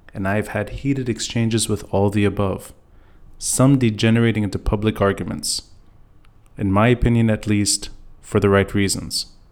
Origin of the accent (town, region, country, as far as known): Lebanon